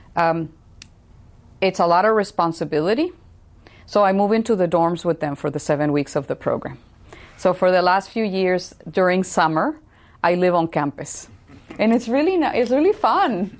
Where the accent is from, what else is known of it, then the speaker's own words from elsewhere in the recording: Tijuana, Baja California, Mexico; now in San Diego, United States; I grew up in Tijuana, so right across the border from San Diego.